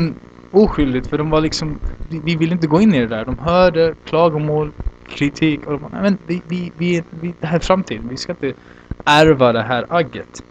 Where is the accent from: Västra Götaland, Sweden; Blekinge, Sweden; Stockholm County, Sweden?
Blekinge, Sweden; Olofström; now in Santiago, Chile; Jag växte upp i Olofström, eller Blekinge några år.